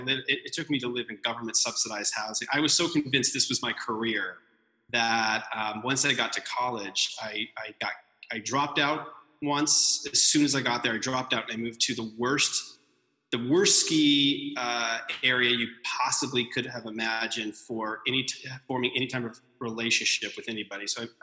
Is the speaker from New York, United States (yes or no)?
no; Texas, United States; also born or lived in East Coast / Massachusetts; I was born on the East Coast, then went to Texas for a long time, and then moved, moved back to just outside Boston.